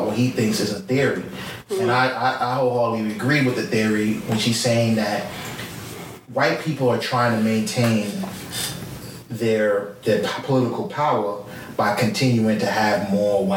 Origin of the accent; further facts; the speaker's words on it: Jamaica; As a Jamaican